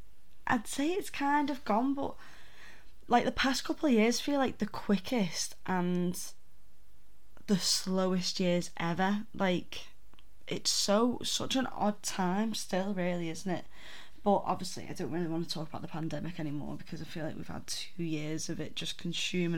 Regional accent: the north of England, United Kingdom; accent: northern; my droning northern accent

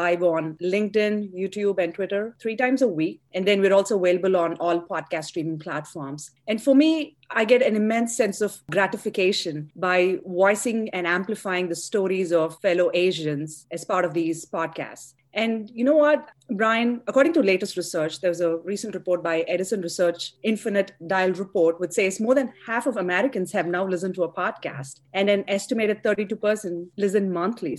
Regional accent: India; moved away as an adult; also born or lived in Chennai, India; now in United States; I grew up in India. I did my undergrad in engineering in Chennai, Madras, the southern part of India. And then I came to the US to pursue my education

